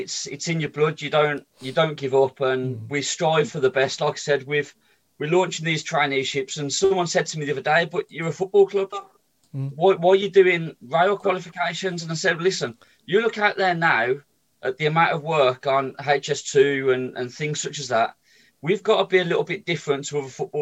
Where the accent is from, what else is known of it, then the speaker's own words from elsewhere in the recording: Birmingham, West Midlands, United Kingdom; I was brought up in Sheldon.